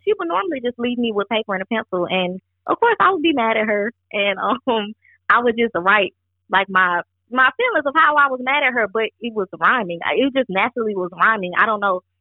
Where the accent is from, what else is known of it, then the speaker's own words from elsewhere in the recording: Georgia, United States; also born or lived in Bronx, New York; I moved to Georgia at the age of four